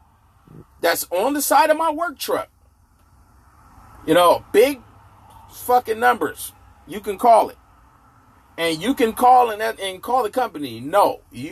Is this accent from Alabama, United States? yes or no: no; Inglewood, California, United States; I grew up in Inglewood, California